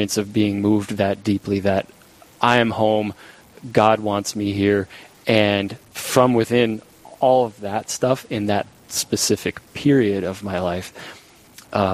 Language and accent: English; Minot, North Dakota, United States; moved away; I'm from Minot. Yep. And my parents are still there in Minot